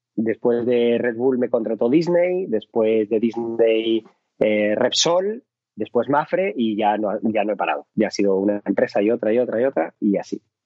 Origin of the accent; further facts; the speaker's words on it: Madrid, Community of Madrid, Spain; yo soy de Carabanchel, un barrio que adoro, amo, eh, pero el Carabanchel de los 80 era un barrio complicado